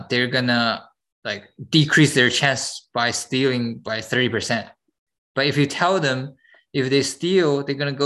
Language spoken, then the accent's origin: English; China; moved away; I came from China.